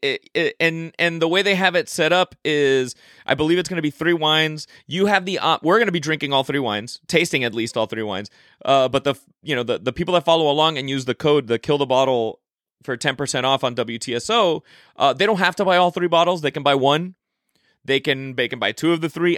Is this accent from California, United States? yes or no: no; Miami, Florida, United States; moved away; I went back to my hometown of Miami, Florida